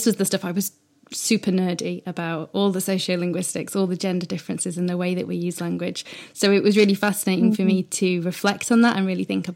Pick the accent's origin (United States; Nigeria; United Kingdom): United Kingdom; I'm British